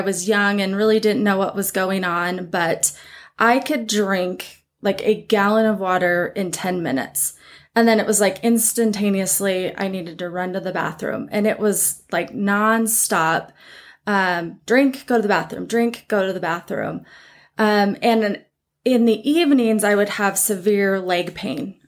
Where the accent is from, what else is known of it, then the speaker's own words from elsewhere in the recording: Butte, Montana, United States; growing up in Montana, small towns